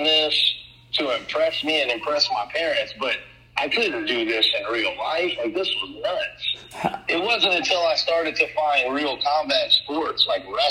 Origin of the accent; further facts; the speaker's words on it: Louisiana, United States; growing up in Louisiana is hard. It's a tough area to come from